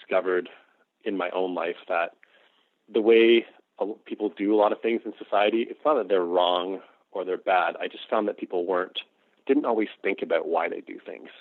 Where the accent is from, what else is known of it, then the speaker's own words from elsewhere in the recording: Toronto, Ontario, Canada; I'm Canadian, and I grew up in the suburbs of Toronto as a white middle-class kid.